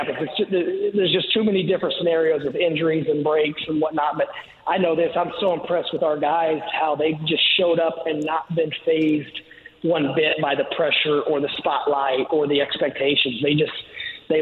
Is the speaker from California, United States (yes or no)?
no; Greene County and the Bloomington area, Indiana, United States; now in South Florida, United States; growing up in Greene County and the Bloomington area